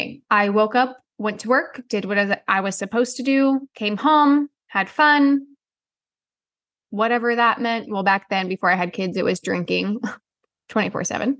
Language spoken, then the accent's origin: English; the Midwest, Missouri, United States; growing up in the Midwest, we live in Missouri